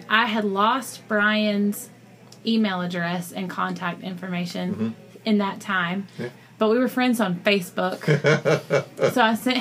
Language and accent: English; Columbus, Georgia, United States; moved away as an adult; I'm from Columbus, Georgia, originally.